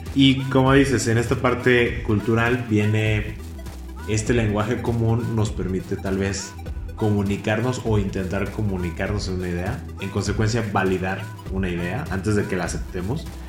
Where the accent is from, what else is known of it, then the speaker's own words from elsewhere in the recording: Mexico; como México y como mexicanos